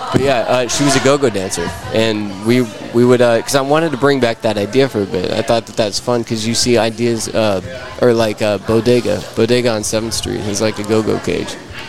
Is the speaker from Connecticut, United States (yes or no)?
no; Fort Worth, Texas, United States; Fort Worth, Texas, over by Hewlett.